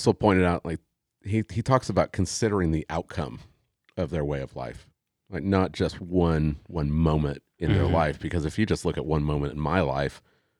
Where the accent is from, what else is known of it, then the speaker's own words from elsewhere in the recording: Tulsa, Oklahoma, United States; I grew up in Tulsa